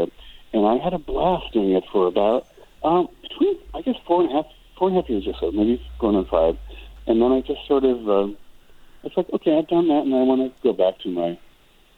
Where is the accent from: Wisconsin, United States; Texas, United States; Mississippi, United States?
Wisconsin, United States; moved away as an adult; also born or lived in Ironwood, Michigan / Chicago / Los Angeles; now in California desert, United States; I was born in Michigan, but lived in Wisconsin, grew up in Wisconsin, was there till I was 18